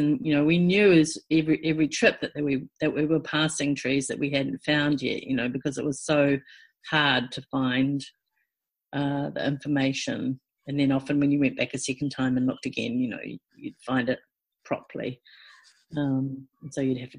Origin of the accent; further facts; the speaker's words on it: Timaru, Canterbury, New Zealand; I grew up in in Te Maru